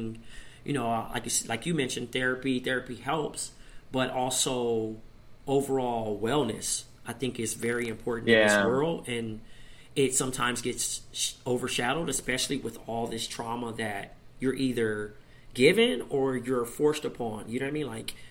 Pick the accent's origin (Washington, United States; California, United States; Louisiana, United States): California, United States; Compton; growing up in Compton and dealing with the streets